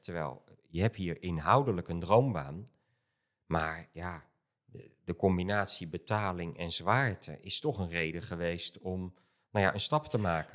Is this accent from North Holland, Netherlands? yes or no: no; Rotterdam, South Holland, Netherlands; ik kom zelf uit Rotterdam